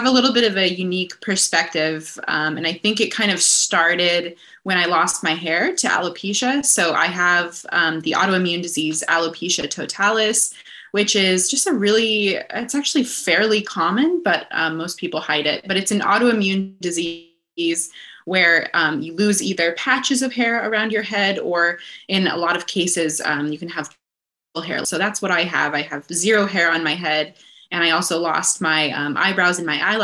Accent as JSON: {"language": "English", "region": "northwestern Montana", "country": "United States", "tie": "born or raised there", "moved": "yes", "lives_now": "Los Angeles, United States", "said": "I'm from northwestern Montana, so kind of just a few hours south of the Canadian border. So I grew up in those incredible mountains up there"}